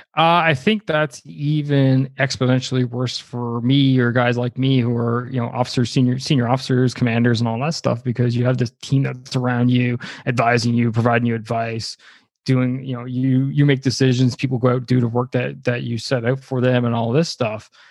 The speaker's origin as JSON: {"language": "English", "country": "Canada", "said": "I'm Canadian"}